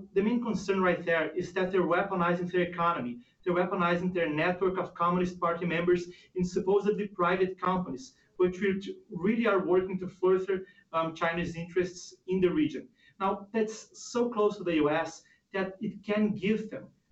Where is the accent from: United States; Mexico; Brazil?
Brazil; moved away; in Brazil, for instance, my home country